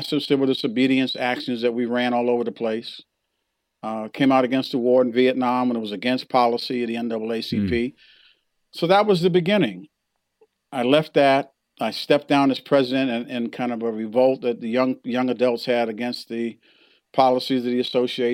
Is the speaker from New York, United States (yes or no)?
yes; New York City, New York, United States; I grew up in Harlem